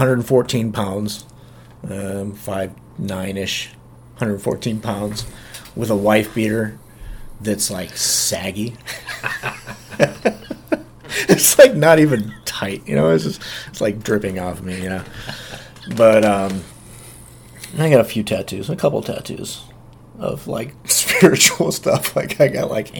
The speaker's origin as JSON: {"language": "English", "region": "Nebraska", "country": "United States", "also_born_or_lived": "Dubuque, Iowa", "moved": "as an adult", "said": "I was from Nebraska, but ended up moving to Dubuque, Iowa, and working for my sister's husband"}